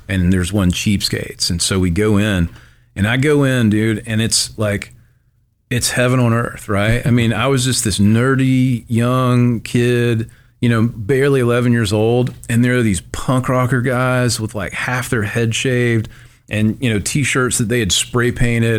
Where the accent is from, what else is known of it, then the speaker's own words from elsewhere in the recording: Tupelo, Mississippi, United States; I grew up in Tupelo, uh, my whole life